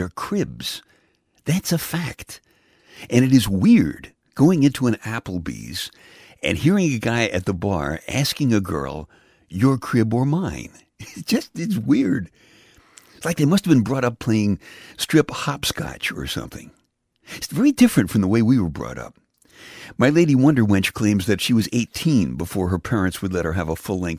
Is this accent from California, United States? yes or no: no; New York City, New York, United States; I grew up in Brooklyn